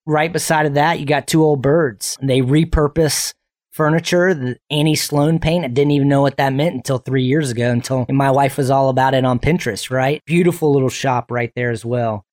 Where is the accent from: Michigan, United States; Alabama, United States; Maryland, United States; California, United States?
Michigan, United States; now in Apex, United States; That's in my home state, Michigan